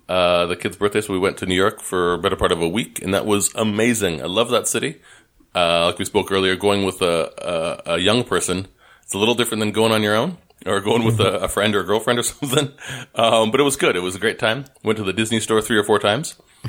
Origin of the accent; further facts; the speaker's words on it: Canada; now in United States; I'm Canadian being American, living in America